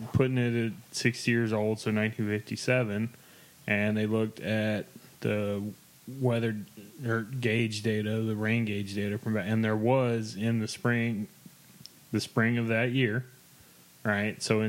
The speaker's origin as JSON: {"language": "English", "area": "McLennan County", "region": "Texas", "country": "United States", "tie": "born or raised there", "said": "where I grew up in McLennan County, Texas, the river that cuts the county in half"}